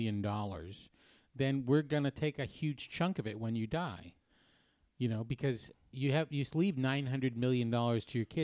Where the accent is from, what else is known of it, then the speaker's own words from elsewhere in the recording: New Hampshire, United States; I'm from New Hampshire.